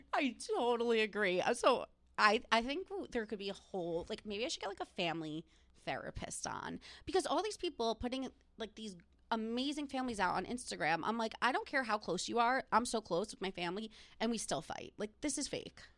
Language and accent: English; New Jersey, United States; I'm from New Jersey